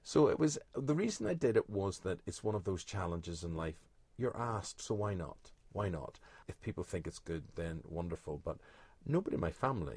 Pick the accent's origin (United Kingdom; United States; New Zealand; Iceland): United Kingdom; Belfast, Northern Ireland; When I was growing up in Belfast